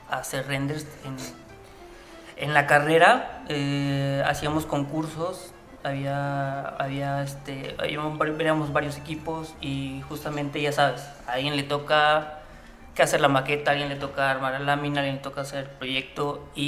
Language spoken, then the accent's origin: Spanish; Veracruz, Mexico; moved away as an adult; now in Mexico City, Mexico; yo soy de Veracruz eh, y estudié en, soy del Politécnico